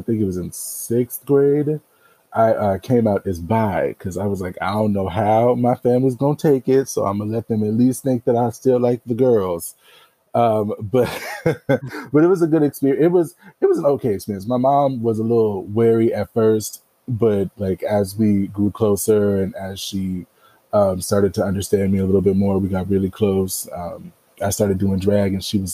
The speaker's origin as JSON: {"language": "English", "town": "Jacksonville", "region": "Florida", "country": "United States", "tie": "born or raised there", "said": "I'm from Jacksonville, Florida, born and raised"}